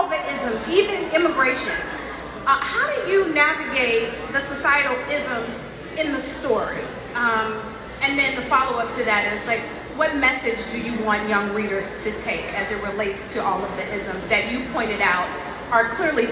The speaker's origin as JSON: {"language": "English", "town": "Chicago", "region": "Illinois", "country": "United States", "also_born_or_lived": "New York City", "moved": "yes", "said": "I'm a Chicago girl. Even though, like I just said, I lived in New York City."}